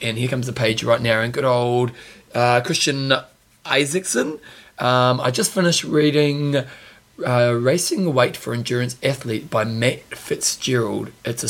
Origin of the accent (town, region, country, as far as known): New Zealand